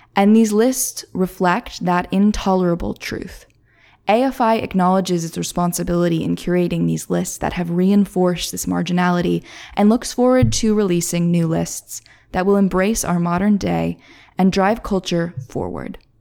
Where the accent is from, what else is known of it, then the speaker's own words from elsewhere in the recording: Philadelphia, Pennsylvania, United States; I'm from Philly